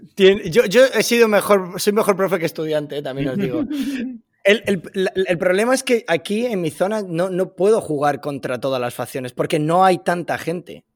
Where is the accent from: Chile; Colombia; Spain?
Spain; Madrid, Community of Madrid; moved away as an adult; now in Washington, United States; llevo aquí viviendo en Washington ya tres años y medio y yo soy de Madrid